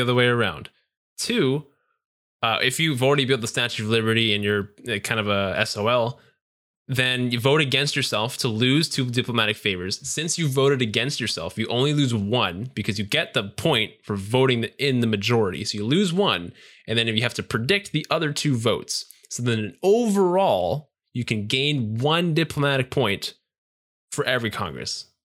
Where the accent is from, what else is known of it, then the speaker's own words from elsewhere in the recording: Canada; we're all Canadian here.